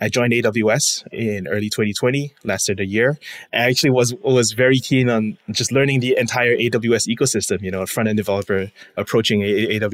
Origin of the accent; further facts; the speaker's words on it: Singapore; moved away as an adult; now in United States; I'm born and raised in Singapore, came to the States for college